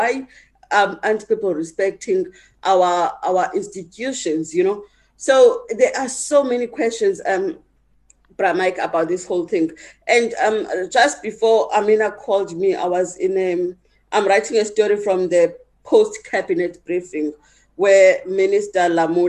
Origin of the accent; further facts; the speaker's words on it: South Africa; as a South African